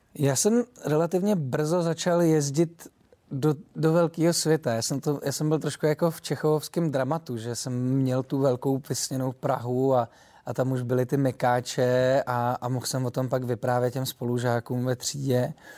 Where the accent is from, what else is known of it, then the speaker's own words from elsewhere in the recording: Czechia; accent: short vowels (krátký zobák); now in Prague, Czech Republic; já jsem Čech